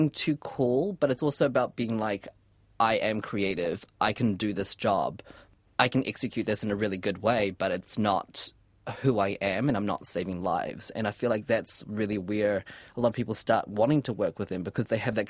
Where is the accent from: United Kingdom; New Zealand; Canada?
New Zealand; So that's what I can be proud of, especially as a Kiwi as well.